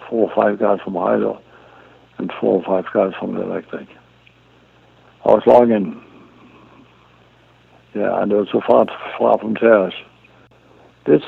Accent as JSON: {"language": "English", "country": "Denmark", "moved": "as an adult", "lives_now": "Smithers, Canada", "said": "I came from Denmark, but I wasn't that old"}